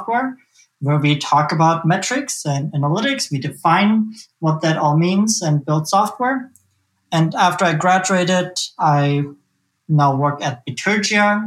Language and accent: English; Germany; now in Omaha, United States; I'm from Omaha, Nebraska. That's where I live by choice. I come originally from Germany, though